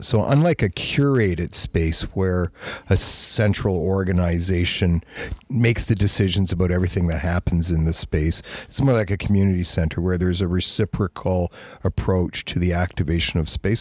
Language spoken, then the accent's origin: English; Toronto, Ontario, Canada; moved away; I'm from Toronto.